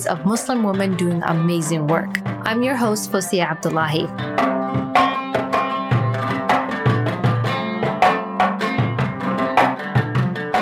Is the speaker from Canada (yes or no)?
yes; Canada; I grew up in Canada